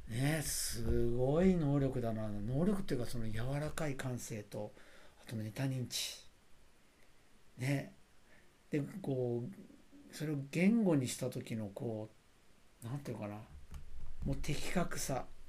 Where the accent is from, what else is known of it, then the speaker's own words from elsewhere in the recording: Sagamihara, Kanagawa, Japan; 相模原で、まあ、過ごしあの自分は生まれ育ったんですね